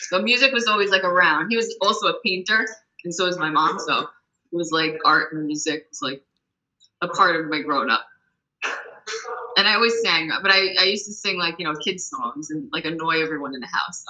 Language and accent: English; New York, United States; I was born and raised in New York